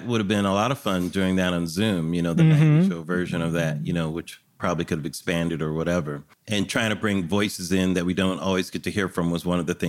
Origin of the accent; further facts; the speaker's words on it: California, United States; I'm from California